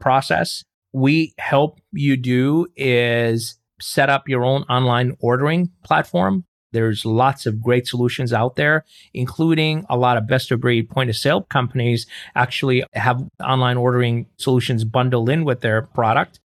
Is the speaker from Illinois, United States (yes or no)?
yes; Chicago, Illinois, United States; moved away as an adult; I grew up in Chicago